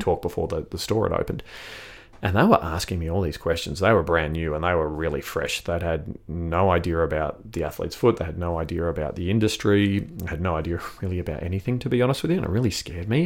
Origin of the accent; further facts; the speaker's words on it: South Australia, Australia; also born or lived in Sydney, Australia / London, United Kingdom; I grew up here in South Australia